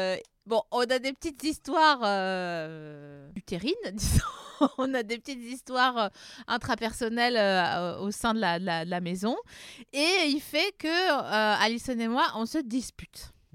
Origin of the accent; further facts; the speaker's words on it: Vosges, Grand Est, France; je viens des Vosges